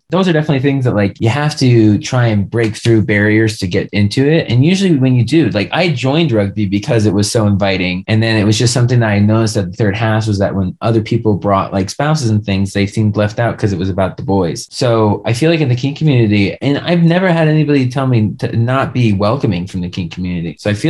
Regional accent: Long Island, New York, United States; now in Colorado, United States; I'm from Long Island where we're known for our bagels.

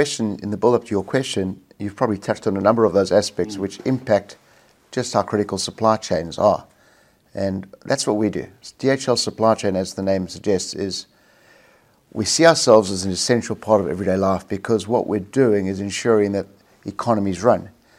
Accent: South Africa; moved away as an adult; now in Australia; South Africa, born and bred in South Africa, schooled, university, worked there for the first 7 or 8 years of my career, probably a little bit longer actually, before I moved to Australia.

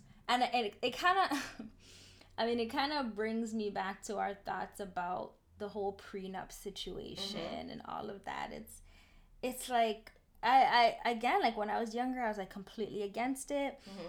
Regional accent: Memphis, Tennessee, United States; I'm from Memphis.

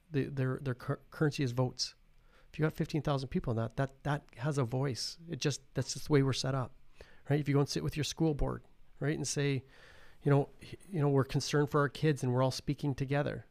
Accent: Paradise Hill, Saskatchewan, Canada; I'm from Paradise Hill

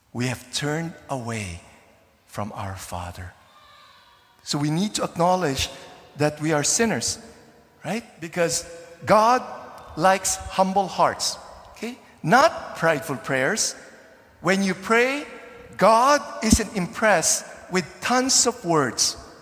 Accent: Philippines; now in Canada; when I was growing up in the Philippines in the 70s and 80s

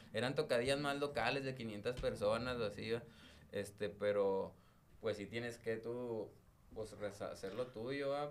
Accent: northern Mexico, Mexico; como decimos aquí en el norte

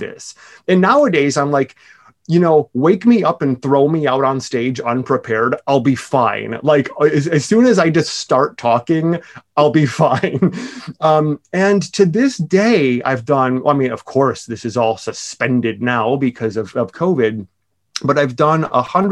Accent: Milwaukee, Wisconsin, United States; moved away; I'm from Milwaukee

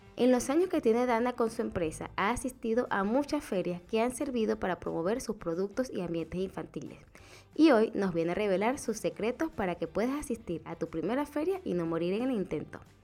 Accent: Venezuela; now in Chile; yo soy de Venezuela

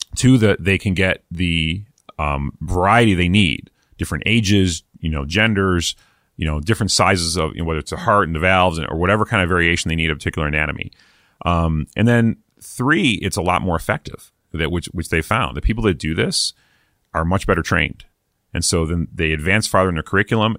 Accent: East Coast, United States; moved away; I'm from the East Coast originally.

